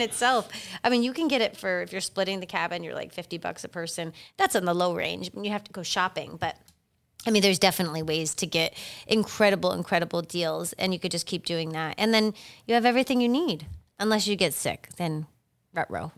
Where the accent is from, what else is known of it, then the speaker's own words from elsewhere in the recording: Massachusetts, United States; moved away as an adult; now in Delray Beach, United States; I'm originally from Massachusetts.